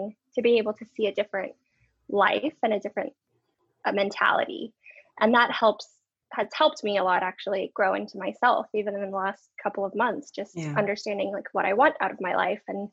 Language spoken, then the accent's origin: English; Dallas, Texas, United States; moved away as an adult; also born or lived in Phoenix, Arizona; now in California, United States; growing up in Texas, where things are a lot different